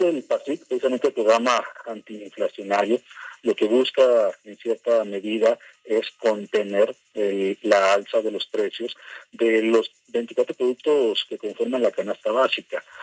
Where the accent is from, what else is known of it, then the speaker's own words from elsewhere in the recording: Mexico; a mí como mexicano